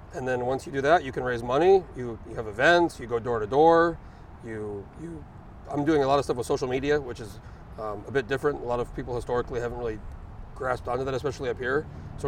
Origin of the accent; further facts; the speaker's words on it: New Mexico, United States; moved away as an adult; now in Anchorage, United States; I was 19. I was living in New Mexico. I was raised in New Mexico